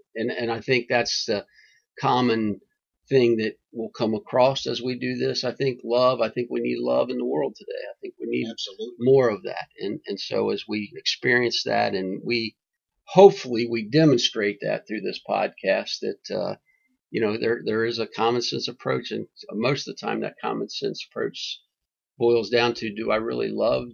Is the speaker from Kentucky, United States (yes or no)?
yes; Kentucky, United States; moved away; I did come from God's country, Kentucky